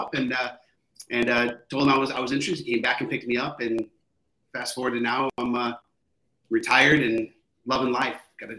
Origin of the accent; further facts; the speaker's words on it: Michigan, United States; I'm from Michigan, so I was in Michigan.